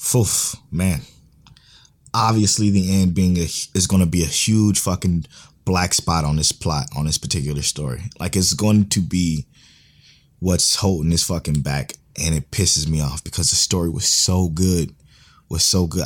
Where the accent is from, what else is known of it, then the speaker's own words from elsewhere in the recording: United States; we're from America, we speak English